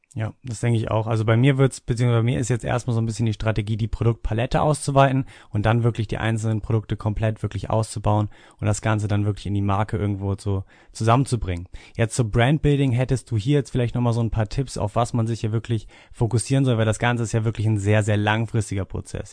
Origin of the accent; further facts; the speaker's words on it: Hanover, Lower Saxony, Germany; ich komme aus Hannover